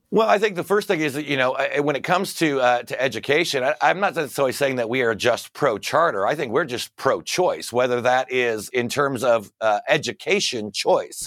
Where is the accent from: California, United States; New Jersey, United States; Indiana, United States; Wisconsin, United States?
Indiana, United States; Fort Wayne; there was a public high school in my hometown of Fort Wayne, Indiana